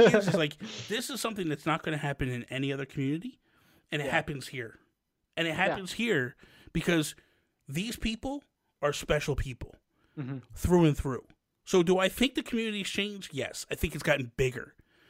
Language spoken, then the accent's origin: English; New Jersey, United States; I am not from Philly. I am from New Jersey. I'm from Jersey, but I'm from South Jersey. I'm about 20 minutes from Philly.